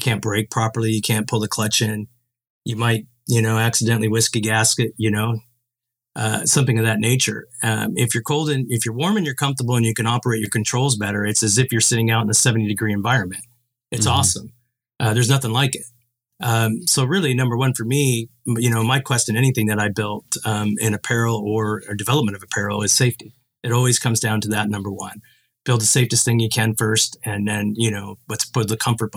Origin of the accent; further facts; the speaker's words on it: Oregon, United States; I grew up in Oregon